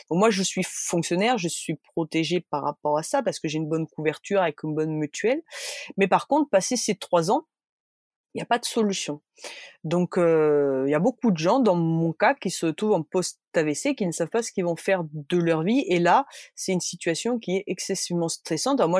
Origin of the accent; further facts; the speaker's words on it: Bordeaux, Nouvelle-Aquitaine, France; born there; Ben non, désolé, je suis née à Bordeaux